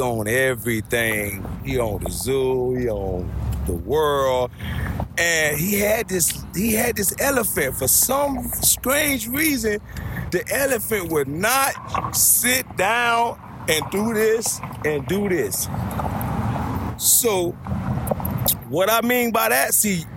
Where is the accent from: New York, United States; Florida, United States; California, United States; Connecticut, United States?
Florida, United States; Miami; moved away as an adult; now in Savannah, United States; I'm from Miami 305. I represent Miami.